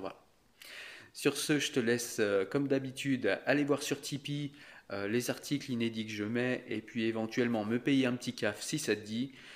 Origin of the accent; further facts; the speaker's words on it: France; Je suis français depuis toujours et je suis fier depuis toujours de l'être.